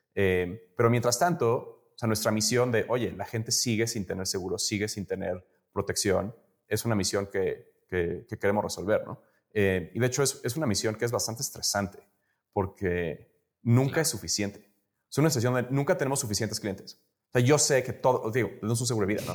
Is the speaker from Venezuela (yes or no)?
no; Mexico City, Mexico; moved away as an adult; also born or lived in United States; yo, soy mexicano, yo nací crecí aquí en la Ciudad de México, pero me fui a estudiar